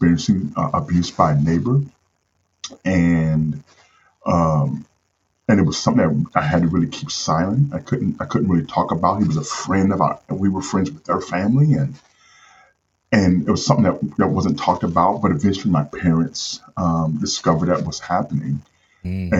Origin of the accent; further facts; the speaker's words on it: St. Louis, Missouri, United States; I grew up in St. Louis, Missouri. That's where I'm from.